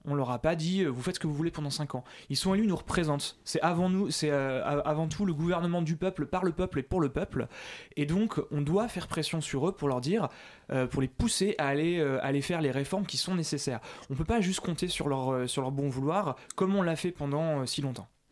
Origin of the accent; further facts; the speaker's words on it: Paris, Île-de-France, France; en tant que Parisien